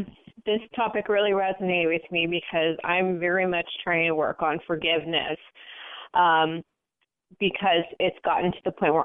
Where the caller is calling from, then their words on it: San Francisco, California, United States; I'm calling from San Francisco area.